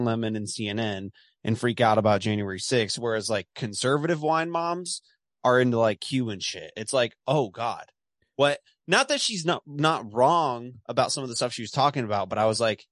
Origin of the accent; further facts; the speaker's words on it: Dallas, Texas, United States; now in Texas panhandle, United States; I'm from Dallas. I'm from Dallas.